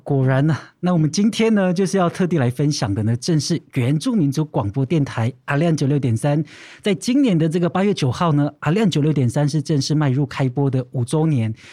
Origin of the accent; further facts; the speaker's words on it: Gaozhong village, Taoyuan District, Yushan range, Kaohsiung, Taiwan; 来自于山山麦，南坑公路桃园区高中部落